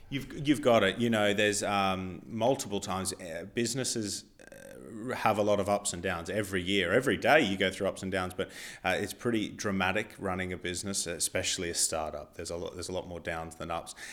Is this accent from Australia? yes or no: yes; Australia; now in England; because I'm not from England, uh, my visa status was still Australian